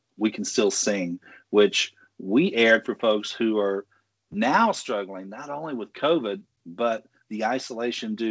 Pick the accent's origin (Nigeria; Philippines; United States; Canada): United States; Tennessee; I'm a Tennessee native as well